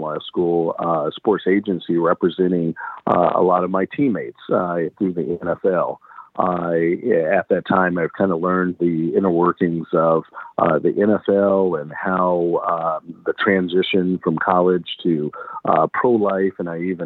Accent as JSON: {"language": "English", "town": "Galveston", "region": "Texas", "country": "United States", "also_born_or_lived": "Minnesota", "accent": "Southern", "moved": "as an adult", "said": "you may hear some Southern accent or some Southern drawl in my dialect. That's because I come from Galveston Island"}